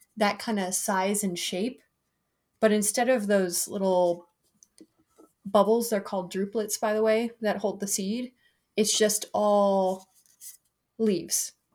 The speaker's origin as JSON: {"language": "English", "town": "Broomfield", "region": "Colorado", "country": "United States", "tie": "born or raised there", "said": "They're in Broomfield, which is my hometown."}